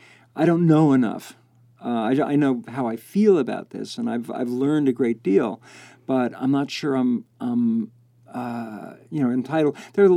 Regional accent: United States; as an American

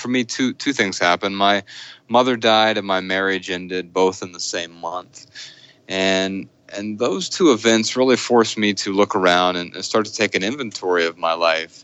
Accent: Dayton, Ohio, United States; I grew up in Dayton, Ohio

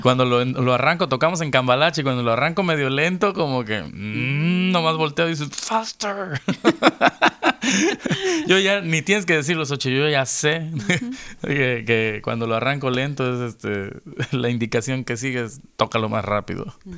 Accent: Veracruz, Mexico; now in Los Angeles, United States

